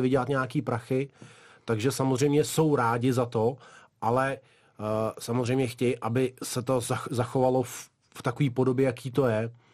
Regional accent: Dagestan, Russia; now in Czech Republic; A já jsem se tam vlastně narodil, takže odtud vlastně pocházím.

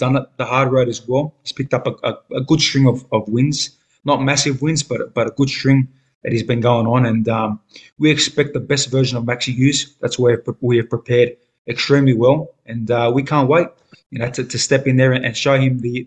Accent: Australia; the luxuries of being an Australian superstar

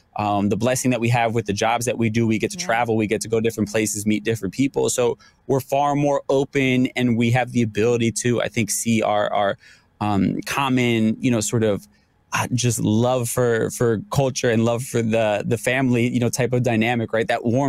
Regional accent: New York, United States; I'm a New Yorker

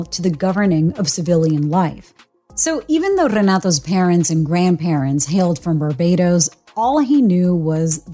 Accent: Puerto Rico; I'm a CBS News correspondent and a Boricua born and raised in Puerto Rico

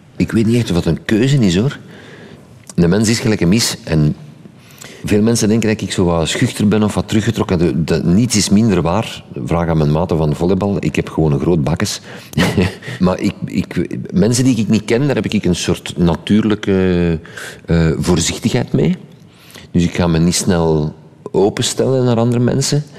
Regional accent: Sint-Genesius-Rode, Flanders, Belgium; ik ben van Sint-Genesius Rode. Op de taalgrens ik sprak ik gewoon al supergoed Frans.

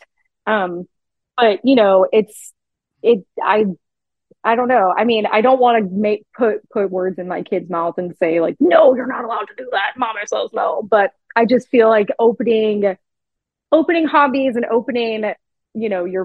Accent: Riverside, California, United States; accent: Southern California; moved away as an adult; now in Atlanta, United States; People ask me like where my accent is from. I'm like, no, I'm just from Southern California

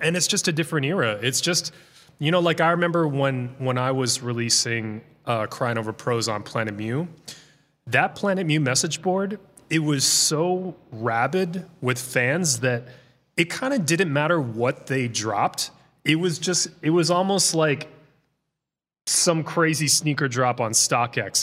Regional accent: Boston, Massachusetts, United States; moved away as an adult; now in Los Angeles, United States; I basically grew up in the Boston area.

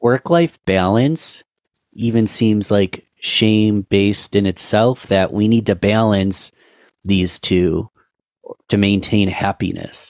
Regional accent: Rochester, New York, United States; Rochester, New York, that's my hometown, Rochester, New York

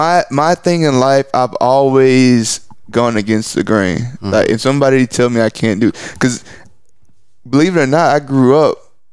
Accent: East Texas, United States; because I'm from East Texas. I grew up in East Texas. So it's like, I had never been to Fort Worth

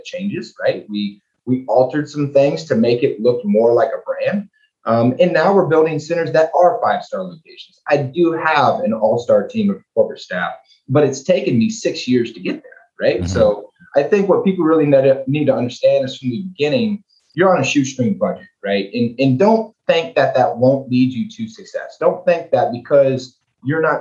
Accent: League City, Texas, United States; I was born and raised in League City, went to elementary school, middle school, high school there.

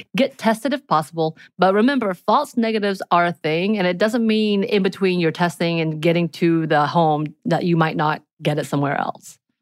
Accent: the mountains of Georgia, United States; growing up in the mountains of Georgia.

